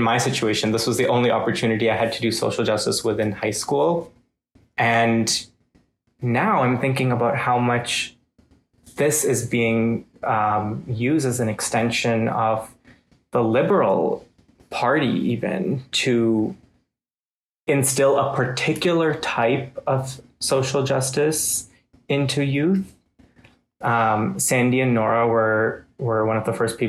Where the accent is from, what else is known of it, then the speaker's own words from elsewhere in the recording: India; now in Canada; somebody from India